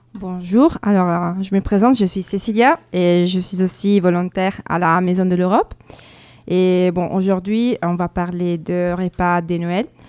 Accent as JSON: {"language": "French", "region": "northern Italy", "country": "Italy", "second_language": "French", "moved": "as an adult", "lives_now": "France", "said": "on est italien"}